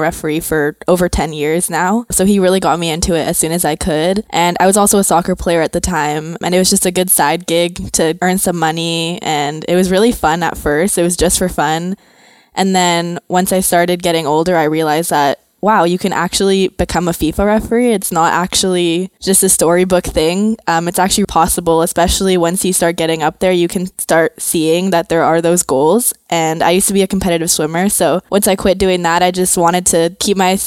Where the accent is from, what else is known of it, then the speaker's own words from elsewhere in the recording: Bogota, Colombia; moved away; I'm from Colombia